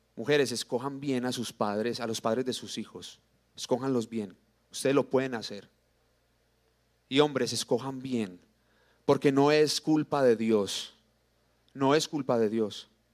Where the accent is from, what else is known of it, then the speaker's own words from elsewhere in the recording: Colombia; somos colombianos